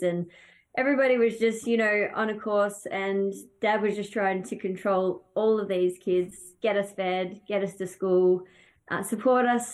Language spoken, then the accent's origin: English; Australia; When we come over here from Australia, obviously we have great carnivals and love the way that we do things back home